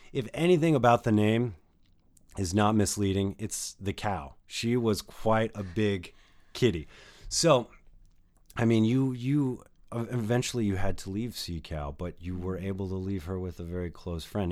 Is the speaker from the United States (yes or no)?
yes; New Mexico, United States; I spent a good time of my life, uh, growing up in New Mexico